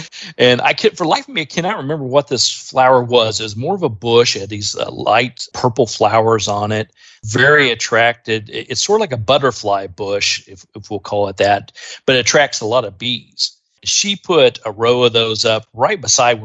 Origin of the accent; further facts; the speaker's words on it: Indiana, United States; I grew up in Indiana